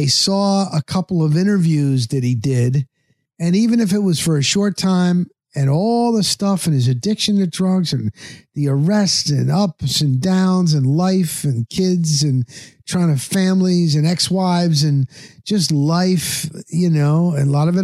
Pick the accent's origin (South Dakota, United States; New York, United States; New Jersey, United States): New Jersey, United States; I grew up in New Jersey